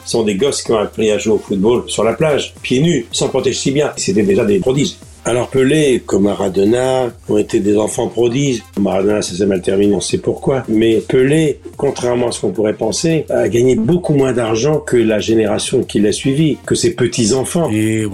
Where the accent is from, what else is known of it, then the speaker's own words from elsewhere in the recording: Normandy, France; quand j'étais gamin en Normandie